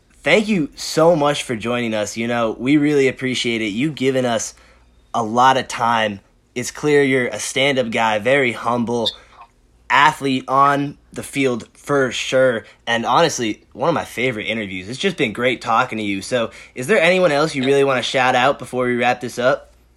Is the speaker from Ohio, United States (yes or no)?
no; Boston, Massachusetts, United States; we're from Boston